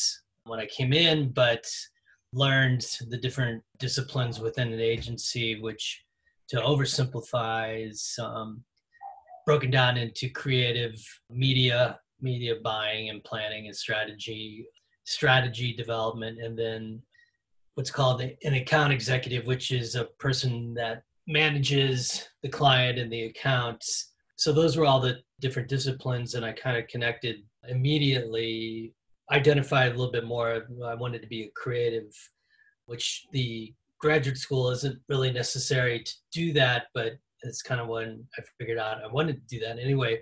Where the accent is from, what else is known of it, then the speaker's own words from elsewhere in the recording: St. Louis, Missouri, United States; moved away as an adult; now in Chicago, United States; I grew up in St. Louis area, migrated to Chicago to go to graduate school